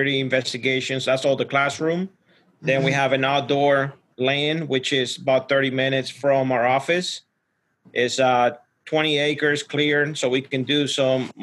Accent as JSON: {"language": "English", "country": "Ecuador", "tie": "born or raised there", "moved": "yes", "said": "I was born and raised in Ecuador"}